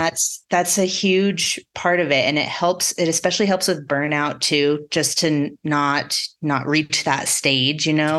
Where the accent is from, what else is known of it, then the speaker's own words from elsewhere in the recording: La Junta, Colorado, United States; moved away; I grew up in the Southeastern Plains, so out kinda even closer to Kansas